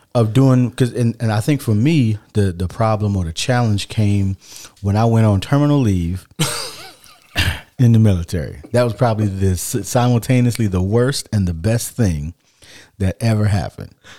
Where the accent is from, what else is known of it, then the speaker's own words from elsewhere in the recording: United States; as an American